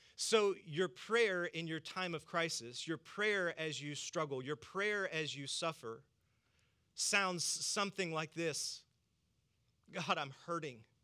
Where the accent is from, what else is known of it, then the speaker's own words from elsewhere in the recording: the South, United States; I'm from the South